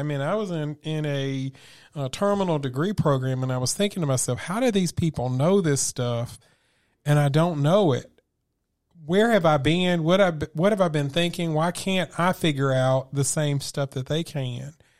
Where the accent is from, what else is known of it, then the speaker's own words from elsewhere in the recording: Memphis, Tennessee, United States; grew up where I grew up in Memphis in a single parent household